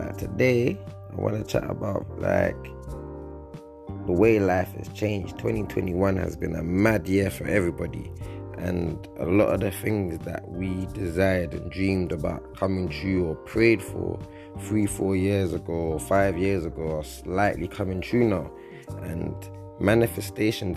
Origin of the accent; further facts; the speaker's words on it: London, United Kingdom; I grew up on a council estate in West London, started off in Northwest London in the United Kingdom.